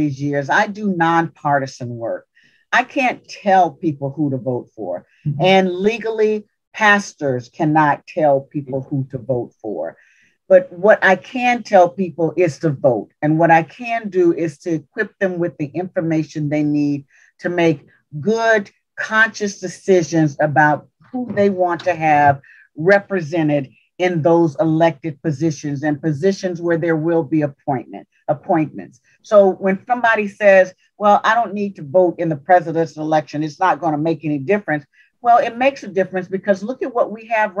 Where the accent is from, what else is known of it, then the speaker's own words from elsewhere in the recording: Louisiana, United States; I'm from Louisiana. We had railroad tracks that kind of divided us.